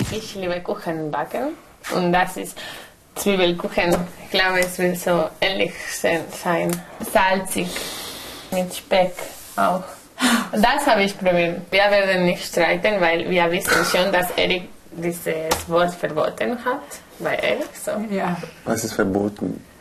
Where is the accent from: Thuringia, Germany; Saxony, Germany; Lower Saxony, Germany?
Thuringia, Germany; Ja, ich bin Thüringer